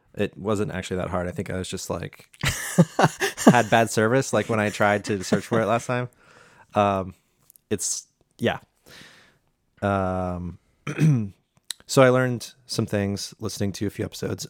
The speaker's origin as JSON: {"language": "English", "country": "United States", "said": "I'm an American"}